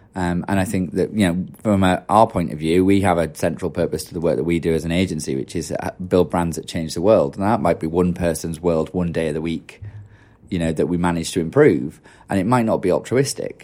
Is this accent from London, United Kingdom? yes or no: no; Yorkshire and the Humber, United Kingdom; I'm from Yorkshire and it's pretty cynical